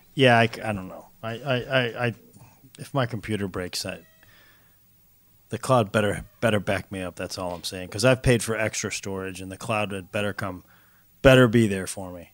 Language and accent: English; St. Louis area, Missouri, United States; born or raised there; moved away; also born or lived in Cincinnati